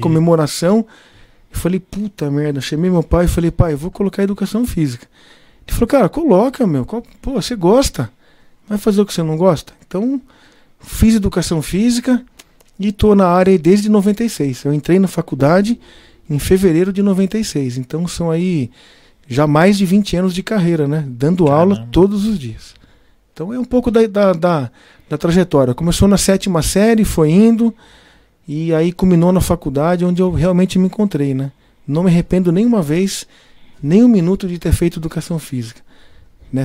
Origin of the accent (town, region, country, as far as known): São Roque, São Paulo, Brazil; born or raised there; also born or lived in Piracicaba